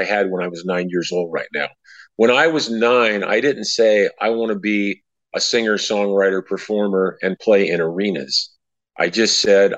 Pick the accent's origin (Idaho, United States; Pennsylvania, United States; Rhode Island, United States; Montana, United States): Idaho, United States; Post Falls; right here in my hometown of Post Falls